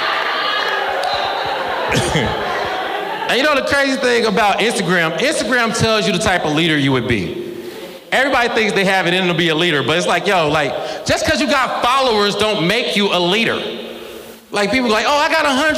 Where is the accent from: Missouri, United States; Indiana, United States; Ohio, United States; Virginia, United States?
Ohio, United States; Cincinnati; I'm from Cincinnati, Ohio, 2001.